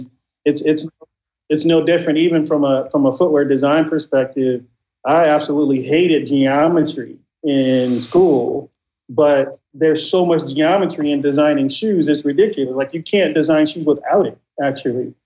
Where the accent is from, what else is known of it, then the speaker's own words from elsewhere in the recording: Inglewood, California, United States; growing up in Inglewood in the '80s